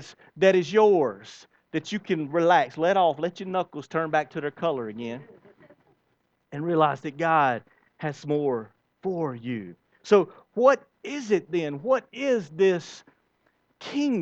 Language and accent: English; United States; I love the country that I am born in, the United States of America